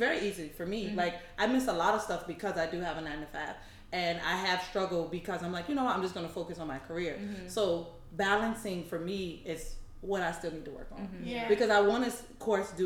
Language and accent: English; Virginia, United States; moved away as an adult; now in Los Angeles, United States; I come from Virginia